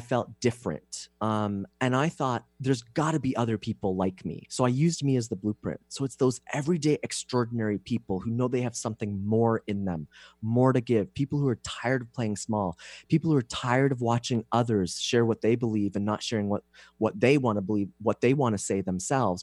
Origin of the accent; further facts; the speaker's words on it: Canada; moved away as an adult; now in San Diego, United States; I'm Canadian